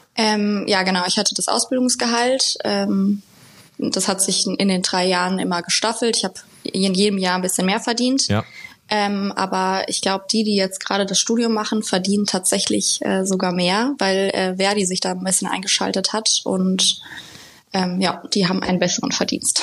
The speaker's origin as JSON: {"language": "German", "area": "Limburg-Weilburg district", "region": "Hesse", "country": "Germany", "moved": "as an adult", "lives_now": "Frankfurt, Germany", "said": "ich komme aus, also meine Eltern wohnen im Kreis Limburg-Weilburg, wo ich herkomme"}